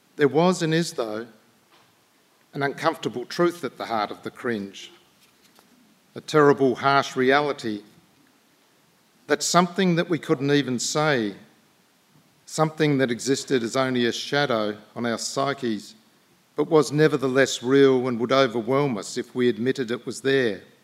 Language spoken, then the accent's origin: English; Australia